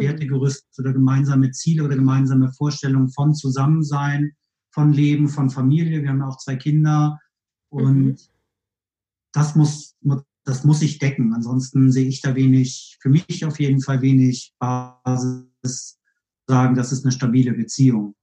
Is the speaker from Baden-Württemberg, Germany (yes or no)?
no; Kiel, Schleswig-Holstein, Germany; also born or lived in Hamburg / Bielefeld; now in Cologne, Germany; ich kam aus Kiel, also ich bin gebürtig aus Kiel, habe in Hamburg gelebt